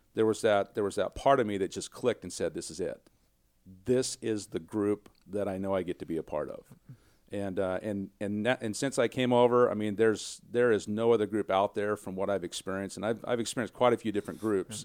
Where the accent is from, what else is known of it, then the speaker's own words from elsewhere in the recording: small town Kansas, United States; moved away; I'm a boy from small town Kansas. I mean, my hometown is nine hundred people